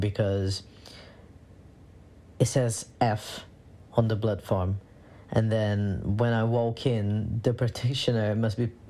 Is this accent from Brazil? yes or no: yes; Brazil; moved away as an adult; now in London, United Kingdom; I was born and raised in Brazil. And I came to the UK in 2017